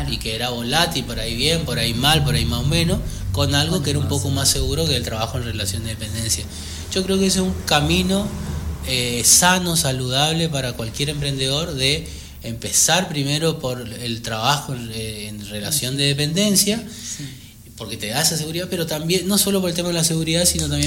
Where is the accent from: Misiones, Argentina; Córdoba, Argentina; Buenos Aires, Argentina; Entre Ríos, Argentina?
Buenos Aires, Argentina; No, no, no, me vine de Buenos Aires con, esa idea.